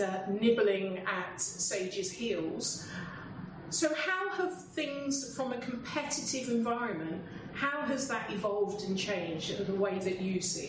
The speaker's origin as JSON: {"language": "English", "region": "England", "country": "United Kingdom", "accent": "English", "said": "when I'm in America with my family that my English accent really comes out"}